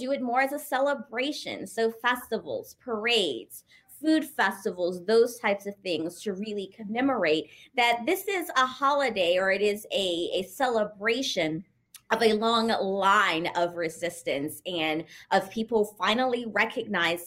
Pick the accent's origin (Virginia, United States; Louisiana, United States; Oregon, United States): Louisiana, United States; moved away as an adult; also born or lived in Texas; now in New York, United States; I'm actually originally from Louisiana and went to college in Texas